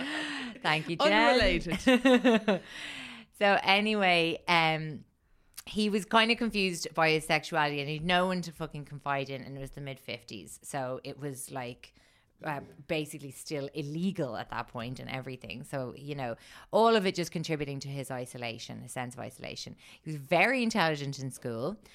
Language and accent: English; Ireland; I'm Irish